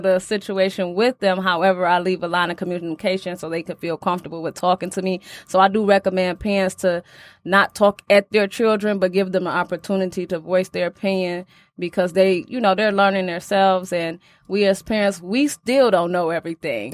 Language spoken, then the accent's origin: English; Detroit, Michigan, United States; Growing up in Detroit, really, you know, it's more rough